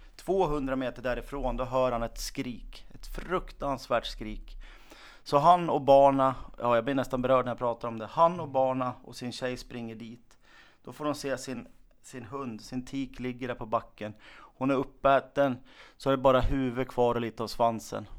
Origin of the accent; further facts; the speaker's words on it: Hedesunda, Gävleborg County, Sweden; kommer utifrån Hedesunda. När jag växte upp så var det alldeles fantastiskt på landsbygden